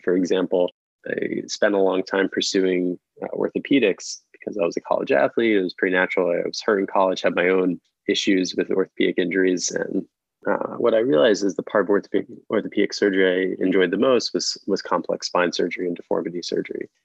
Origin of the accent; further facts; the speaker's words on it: Philadelphia, Pennsylvania, United States; now in New York, United States; I'm originally from Philadelphia, but my family is from New York